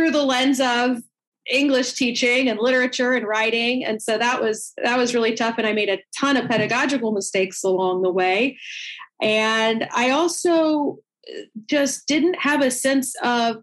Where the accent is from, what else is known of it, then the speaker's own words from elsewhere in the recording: Atlanta, Georgia, United States; I'm from Atlanta